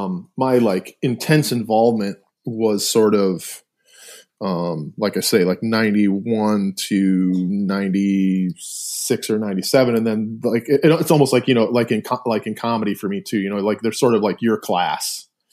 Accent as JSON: {"language": "English", "town": "Milford", "region": "Michigan", "country": "United States", "tie": "born or raised there", "also_born_or_lived": "Ypsilanti", "said": "I was born in Ypsilanti, but born and like raised or lived in Milford my whole life, until I left, you know, to go to college. So Milford is like a suburb, about 30 minutes or so outside of Detroit proper."}